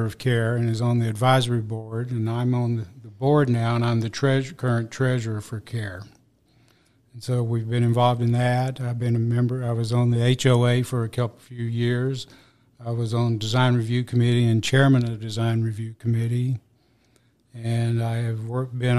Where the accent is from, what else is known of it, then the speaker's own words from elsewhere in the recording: Talladega, Alabama, United States; moved away; also born or lived in Apache Peak Reserve; I was born in Talladega, Alabama